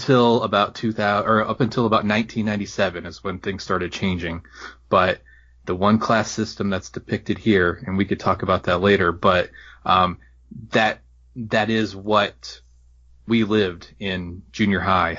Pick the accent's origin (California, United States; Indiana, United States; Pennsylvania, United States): Indiana, United States; Southern; I grew up in Southern Indiana. I played varsity basketball in Southern Indiana, rural Indiana